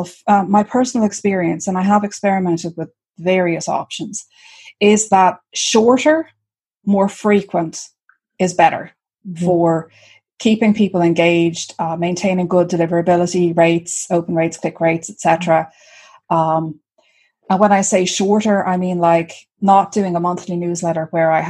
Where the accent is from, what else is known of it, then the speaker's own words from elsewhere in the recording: Ireland; I am Irish.